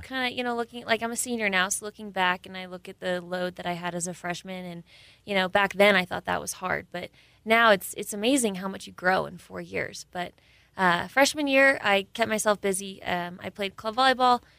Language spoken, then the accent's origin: English; Camarillo, California, United States; moved away; I'm from uh, Camarillo, California